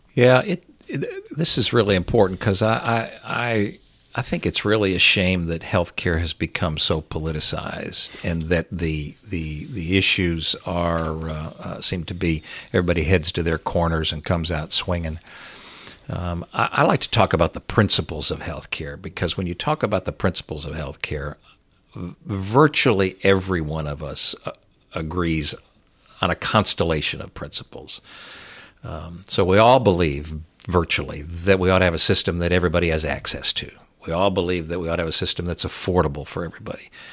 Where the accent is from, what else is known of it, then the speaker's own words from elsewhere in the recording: Fowlerville, Michigan, United States; moved away; also born or lived in Virginia; I grew up in Fowlerville